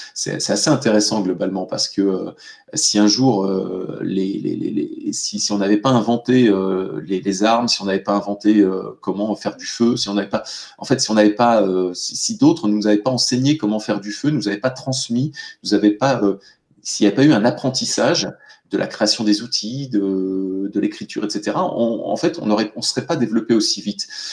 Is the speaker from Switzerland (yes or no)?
no; France; nous, en, France